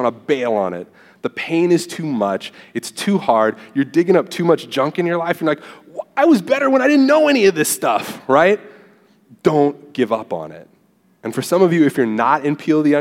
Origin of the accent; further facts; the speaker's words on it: Southern California, United States; moved away as an adult; now in Texas, United States; I'm from Southern California and moved here to Texas